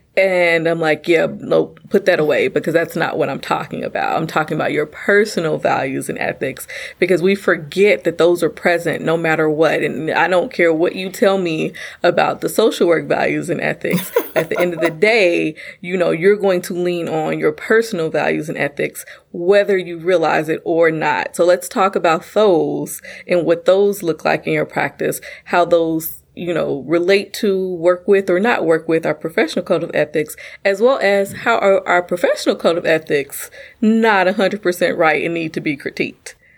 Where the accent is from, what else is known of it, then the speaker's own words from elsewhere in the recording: United States; I am a black woman born and raised in America.